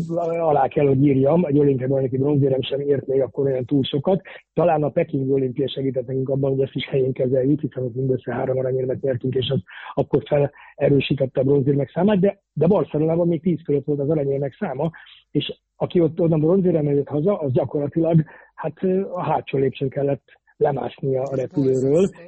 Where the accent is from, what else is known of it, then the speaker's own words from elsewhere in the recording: Budapest, Hungary; moved away as an adult; also born or lived in Germany; now in Switzerland; én ott születtem, ott is fogok majd valószínűleg meghalni